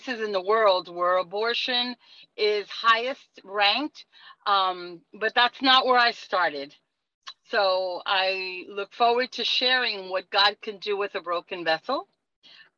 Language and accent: English; New York City, New York, United States; now in Miami, United States; I'm originally from New York City.